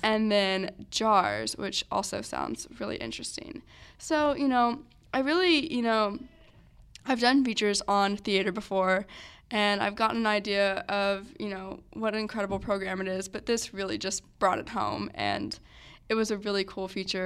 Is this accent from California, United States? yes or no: no; Dripping Springs, Texas, United States; I'm from Dripping Springs